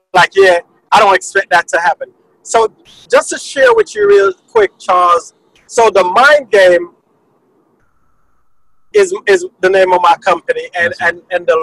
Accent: Jamaica; moved away; I'm from Jamaica

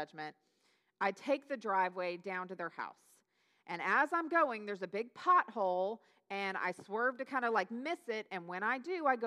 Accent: Newberg, Oregon, United States; moved away as an adult; it's where I grew up is Newburgh outside of Portland

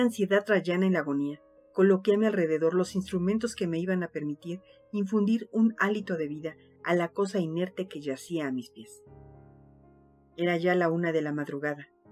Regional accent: Mexico

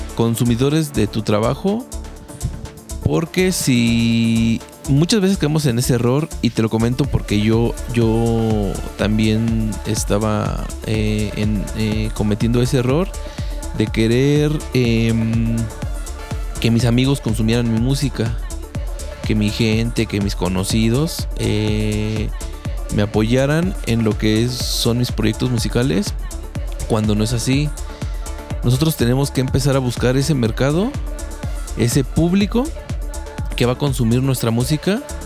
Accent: Mexico; esa mentalidad que tenemos como mexicanos

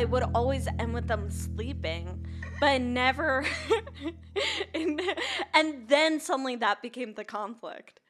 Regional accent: Minnesota, United States; now in Nashville, United States; I'm from Minnesota

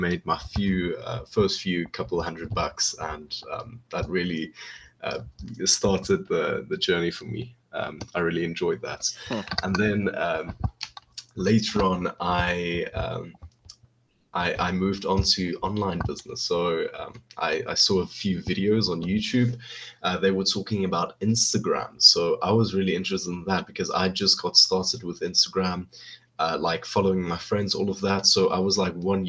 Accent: South Africa; I'm from South Africa, and I'm planning to move on to the US maybe in 1 or 2 years

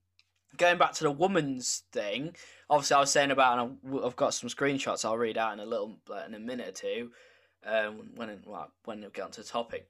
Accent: United Kingdom; also born or lived in village near Lincoln, England; we have a problem as British people

